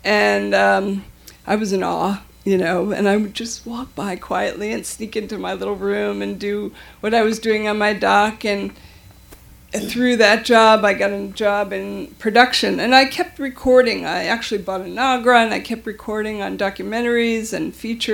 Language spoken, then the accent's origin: English; New York, United States; also born or lived in Madison, Wisconsin; as a child, I grew up in New York